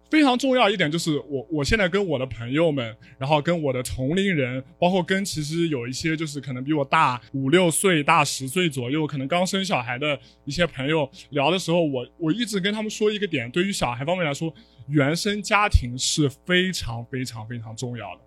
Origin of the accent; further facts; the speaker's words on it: Hangzhou, Zhejiang, China; 我是杭州人